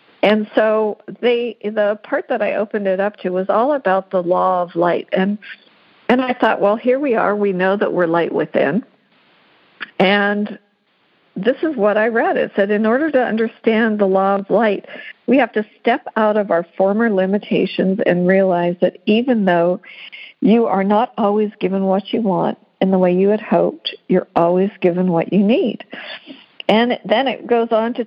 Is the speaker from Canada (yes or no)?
yes; Western Canada, Canada; I grew up in Western Canada